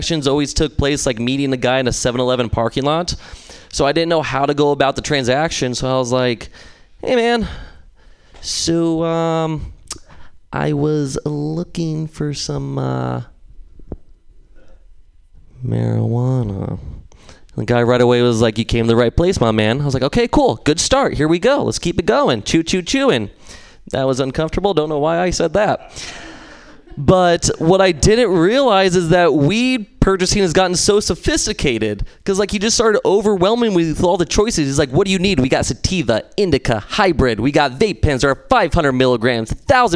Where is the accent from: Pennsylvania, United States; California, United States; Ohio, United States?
California, United States; San Luis Obispo; I'm from San Luis Obispo